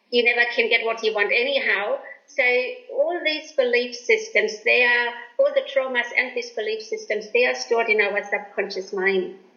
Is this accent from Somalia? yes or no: no; Germany; moved away; I was born in Germany after the war